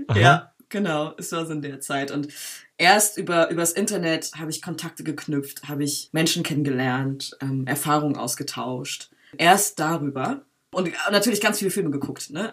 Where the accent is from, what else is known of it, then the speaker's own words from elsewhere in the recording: Berlin, Germany; Ich bin äh, in Berlin geboren und aufgewachsen und mit acht Jahren bin ich in einen Ort gezogen, der heißt Schöne Weide.